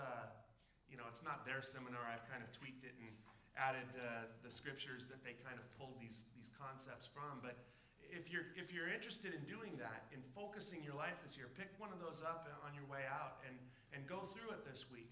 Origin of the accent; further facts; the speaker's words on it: Southern California, United States; now in Alaska, United States; I grew up in Southern California